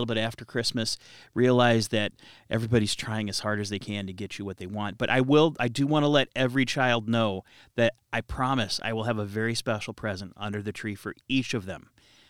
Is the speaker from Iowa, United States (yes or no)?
yes; Cedar Rapids, Iowa, United States; I'm from Cedar Rapids.